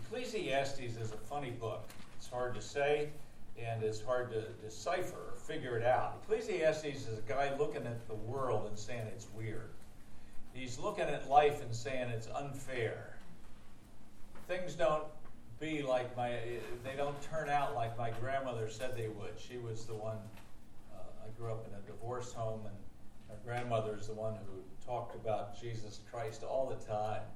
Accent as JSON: {"language": "English", "town": "Harrisburg", "region": "Pennsylvania", "country": "United States", "tie": "born or raised there", "said": "I grew up in Harrisburg"}